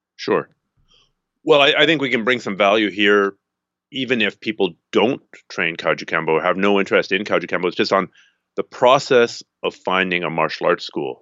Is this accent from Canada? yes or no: yes; Canada; I'm a Canadian